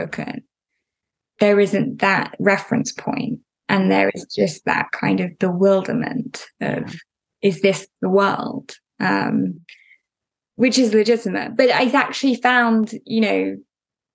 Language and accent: English; United Kingdom; as a British person